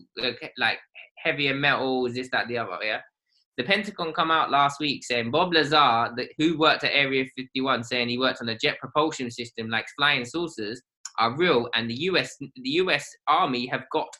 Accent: United Kingdom; I'm British because I've got a British passport

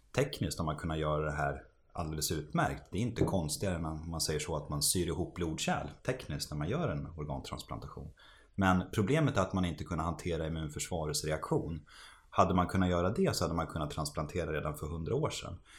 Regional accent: Västerås, Västmanland, Sweden; moved away; så är vi, vi födda och uppvuxna i Västerås

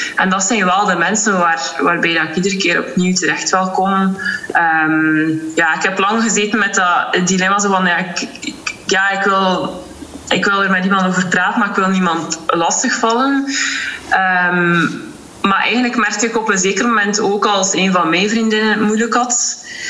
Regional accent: Ostend, Flanders, Belgium; Ik ben afkomstig uit Oostende

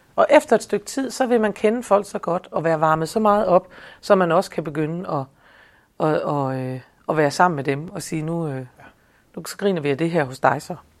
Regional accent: Denmark

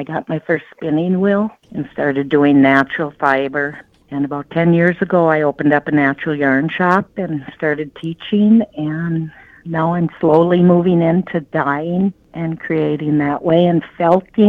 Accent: Red Lake Falls, Minnesota, United States; also born or lived in Crookston, Minnesota; In Crookston, actually, till fifth grade, and then on the farm

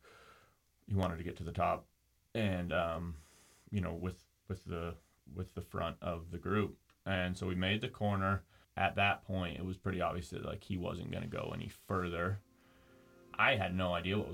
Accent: Jackson, Wyoming, United States; Born and raised in Jackson

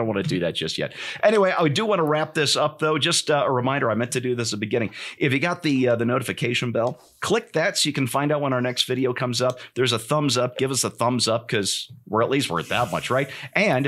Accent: United States; I'm an American

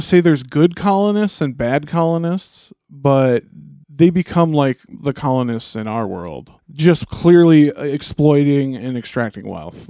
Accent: United States; I'm an American.

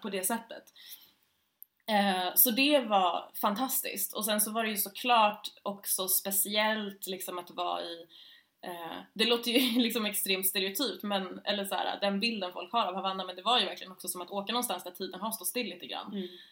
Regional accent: Stockholm, Stockholm County, Sweden; jag är ju född och uppvuxen här i Stockholm, uh, i Östberga i södra Stockholm

